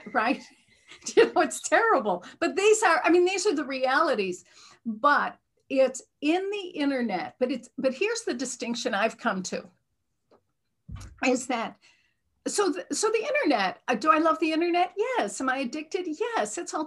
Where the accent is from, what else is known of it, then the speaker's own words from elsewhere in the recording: Midwest, United States; accent: Midwestern; I'm from the Midwest, and I was raised in a very traditional Midwestern religion.